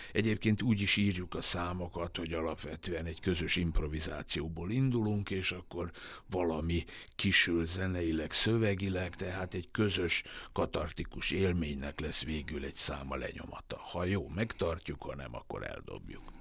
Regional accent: Vojvodina, Serbia; moved away; vajdasági magyarként

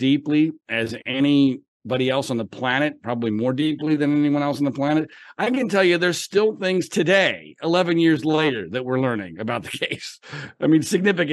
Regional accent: suburbs of Philadelphia, Pennsylvania, United States; I grew up in Pennsylvania in the suburbs of Philadelphia

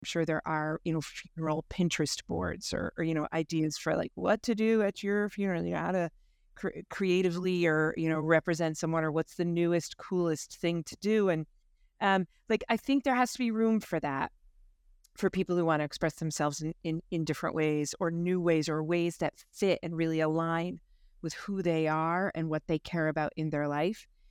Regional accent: United States; moved away as an adult; also born or lived in Limerick, Ireland; now in Ireland; born and bred in the States

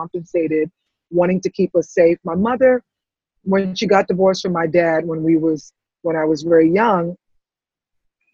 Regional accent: New York City, New York, United States; also born or lived in Antigua / St. Croix; I grew up in the Bronx

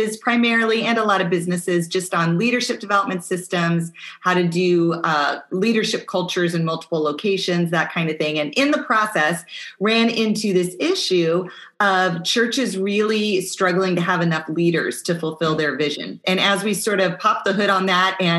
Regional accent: Pacific Northwest, United States; now in South Florida, United States; I live in South Florida, but I grew up in the Pacific Northwest

